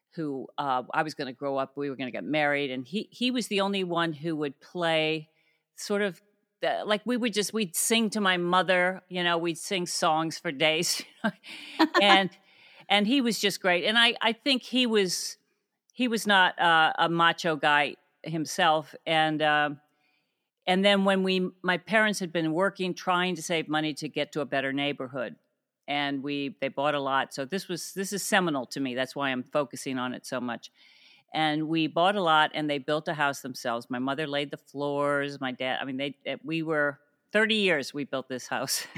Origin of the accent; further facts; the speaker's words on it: Cuyahoga Falls, Ohio, United States; moved away; also born or lived in Akron, Ohio; I grew up mainly in Cuyahoga Falls